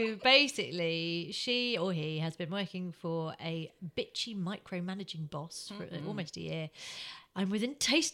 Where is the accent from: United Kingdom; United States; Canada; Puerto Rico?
United Kingdom; Croydon, London; I am from Croydon